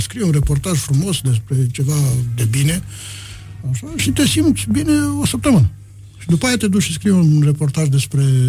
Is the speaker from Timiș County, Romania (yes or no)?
no; Botoșani County, Romania; eram un leat din Botoșani veniți